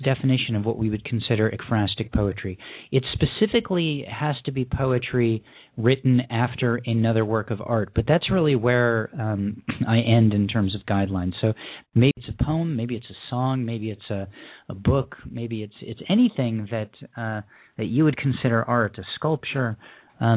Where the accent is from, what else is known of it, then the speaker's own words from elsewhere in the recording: Southern California, United States; I'm from Southern California